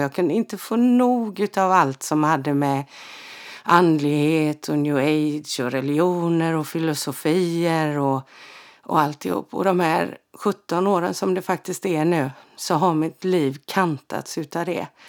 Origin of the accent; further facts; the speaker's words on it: Frillesås, Halland County, Sweden; born or raised there; also born or lived in Halmstad